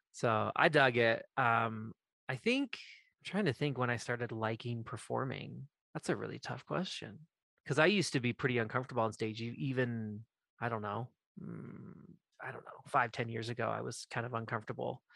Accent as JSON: {"language": "English", "region": "Maine", "country": "United States", "tie": "born or raised there", "said": "I grew up in Maine"}